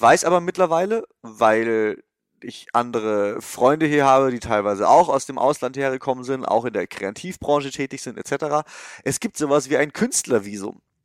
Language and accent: German; Germany; moved away as an adult; now in California, United States; als Deutscher hier rüberzukommen und vor allem als Freelancer